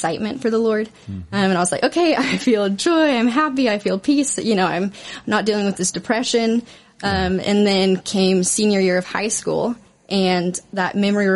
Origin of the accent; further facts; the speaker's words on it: Arlington, Texas, United States; I grew up in Arlington, Texas, in a Christian family